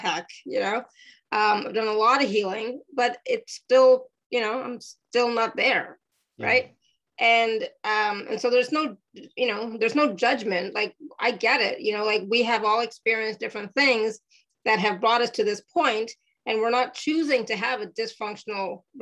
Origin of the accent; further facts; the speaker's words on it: India; I'm Indian, right? As everybody knows, from India